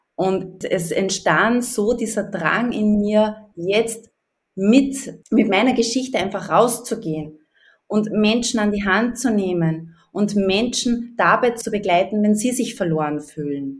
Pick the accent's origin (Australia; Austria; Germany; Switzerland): Austria; Upper Austria; ich komme aus Österreich, aus Oberösterreich, hört man vielleicht ein bisschen raus